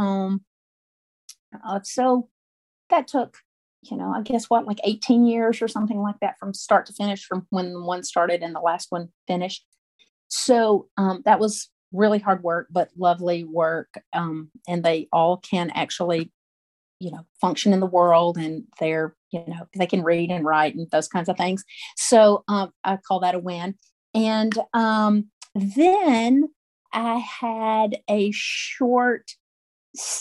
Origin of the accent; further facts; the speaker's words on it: St. Clair County, Alabama, United States; now in Birmingham, United States; I was born and raised in Alabama, grew up in rural St. Clair County, which is a little bit east of Birmingham, where we are now